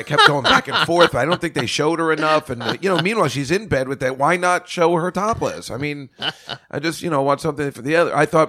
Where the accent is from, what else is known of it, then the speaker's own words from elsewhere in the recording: New Jersey, United States; I'm from New Jersey, from the 70s.